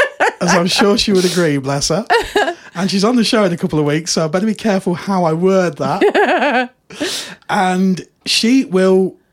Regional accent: United Kingdom; we're British. We've got no spare room. Our houses are tiny.

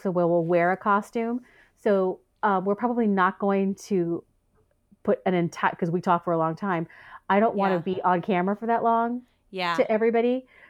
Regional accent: United States; I'm an American.

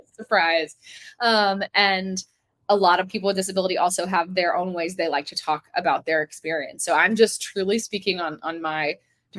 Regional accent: the South, United States; growing up in the South

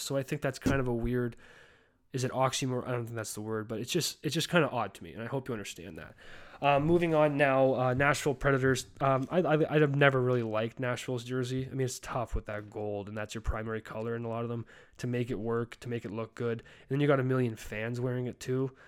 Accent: Calgary, Alberta, Canada; moved away as an adult; also born or lived in Ontario; my hometown, Calgary

